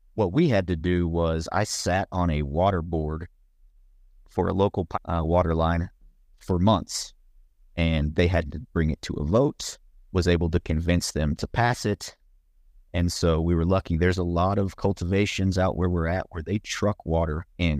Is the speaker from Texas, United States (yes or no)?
yes; Bryan, Texas, United States; moved away as an adult; also born or lived in Colorado; I'm from Bryan College Station. Was born at St. Joseph Hospital. Lived there for 37 years.